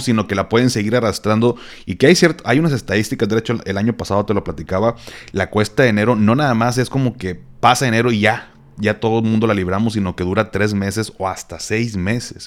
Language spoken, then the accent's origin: Spanish; Monterrey, Nuevo León, Mexico; como buen regio